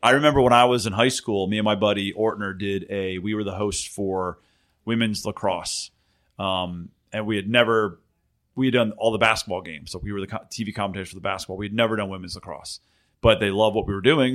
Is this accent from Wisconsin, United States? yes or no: no; Philadelphia, Pennsylvania, United States; accent: Philly; moved away; I grew up in Philly